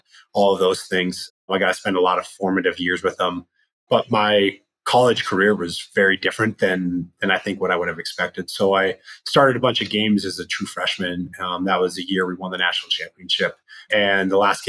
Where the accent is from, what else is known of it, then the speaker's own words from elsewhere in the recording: Loveland, Colorado, United States; moved away as an adult; also born or lived in Los Angeles, California; I grew up in Colorado on the Front Range, went to a high school called Loveland High